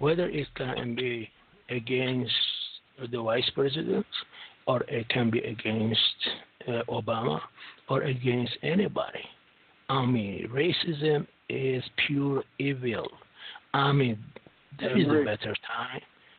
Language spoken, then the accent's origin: English; Pennsylvania, United States; Where are you from? I'm from Pennsylvania.